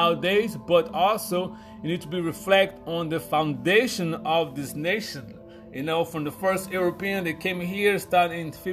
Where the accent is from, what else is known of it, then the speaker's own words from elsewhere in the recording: Brazil; also born or lived in Virginia, United States; now in United States; I'm originally from Brazil, been here in the United States since 1999.